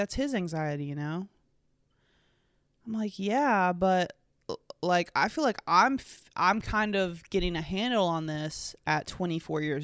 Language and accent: English; North Carolina, United States; I'm from North Carolina, and I was raised in a Chapel Hill, Tar Heel household.